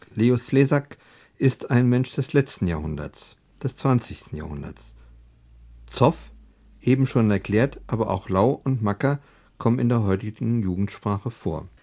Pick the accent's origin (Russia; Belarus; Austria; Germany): Germany; Frankfurt, Hesse; Wir Frankfurter